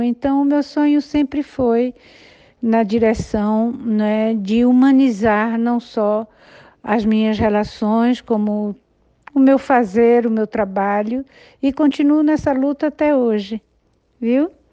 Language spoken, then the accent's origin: Portuguese; Recife, Pernambuco, Brazil; A minha infância foi toda no Recife